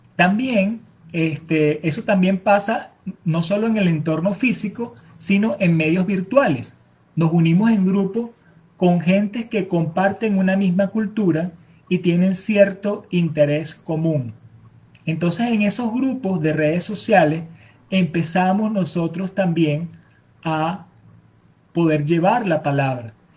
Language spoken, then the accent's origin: Spanish; Venezuela; nuestra cultura venezolana. Les mostramos nuestros bailes, nuestra forma de hablar